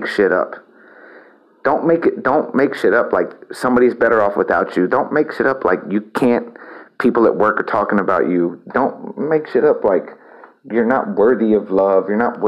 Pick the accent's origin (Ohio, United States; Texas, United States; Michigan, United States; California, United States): Texas, United States; El Campo; moved away; also born or lived in Houston, Texas / Austin, Texas; my experience in my hometown of El Campo was toxic